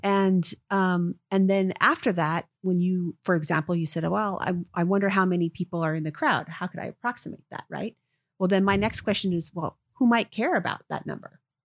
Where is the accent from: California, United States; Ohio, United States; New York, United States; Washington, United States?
Washington, United States; Seattle; grew up here, um, in the Seattle area